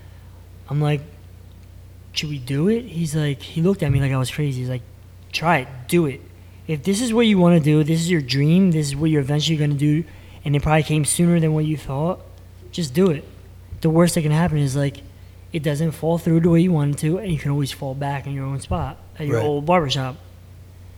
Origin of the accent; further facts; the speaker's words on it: Bristol, Pennsylvania, United States; I grew up in Bristol Borough